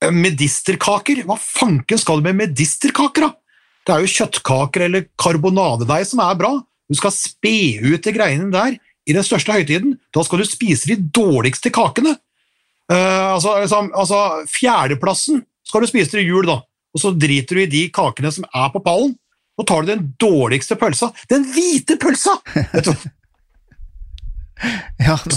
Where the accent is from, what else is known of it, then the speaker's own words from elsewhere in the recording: Western Norway, Norway; Men eh, jeg kommer da fra Nordvestland opprinnelig, og vi hadde, vi hadde steik på julaften.